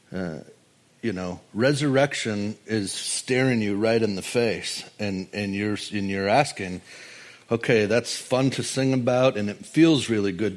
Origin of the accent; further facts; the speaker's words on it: Wisconsin, United States; I'm from flyover country, Wisconsin